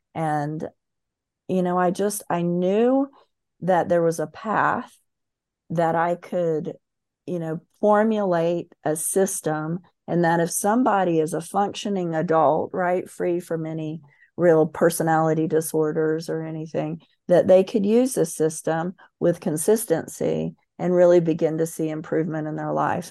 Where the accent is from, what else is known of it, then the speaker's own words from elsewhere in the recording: Central Florida, United States; moved away; that small town in Central Florida. I'm from the South, grew up very much in the Bible